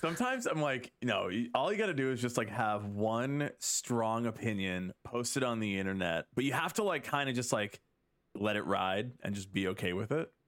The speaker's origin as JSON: {"language": "English", "town": "Chicago", "region": "Illinois", "country": "United States", "tie": "born or raised there", "said": "growing up in the Chicago scene"}